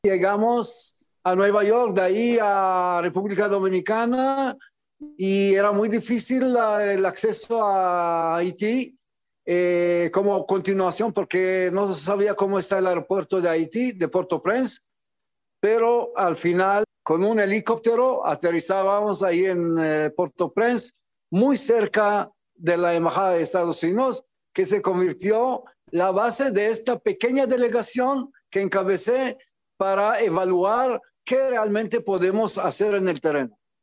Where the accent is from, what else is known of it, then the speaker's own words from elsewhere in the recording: Israel; also born or lived in Algeria; yo que nací en Argelia, llegué como niño refugiado de, aquel entonces a Israel